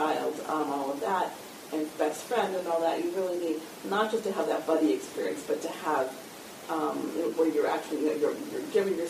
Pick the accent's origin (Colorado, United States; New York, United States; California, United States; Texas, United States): New York, United States; now in Boston, United States; I'm from New York